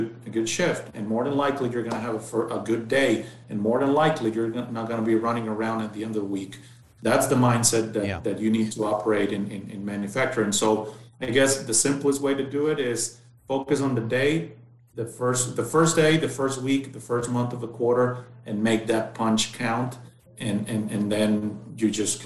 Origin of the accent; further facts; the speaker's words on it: Mexicali, Baja California, Mexico; also born or lived in Ensenada, Mexico / Monterrey, Mexico; Then we moved back to Baja, where I spent most of my younger years in Mexicali, and basically until the age of 17